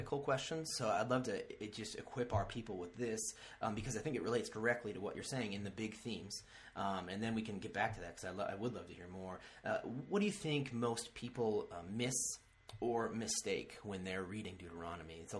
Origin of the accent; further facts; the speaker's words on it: United States; as an American